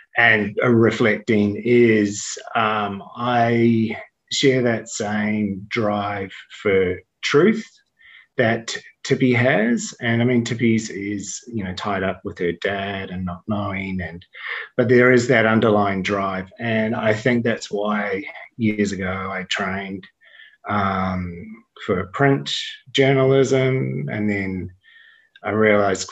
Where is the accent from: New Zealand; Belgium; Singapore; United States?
New Zealand; when I was growing up in the 70s and 80s, and there was like, I mean, I was in New Zealand